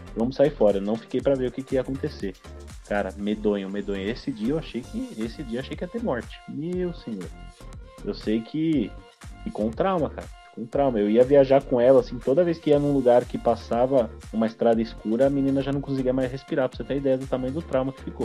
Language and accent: Portuguese; São Paulo, Brazil; now in Curitiba, Brazil; eu, como bom paulista